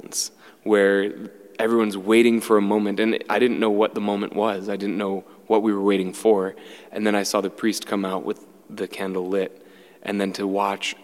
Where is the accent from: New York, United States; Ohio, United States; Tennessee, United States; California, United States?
Ohio, United States; I'm not Greek. I am Irish and German by heritage. I was raised in Ohio